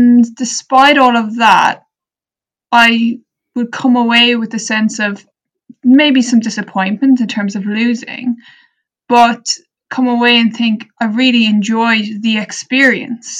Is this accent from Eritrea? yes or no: no; Ireland; growing up in Ireland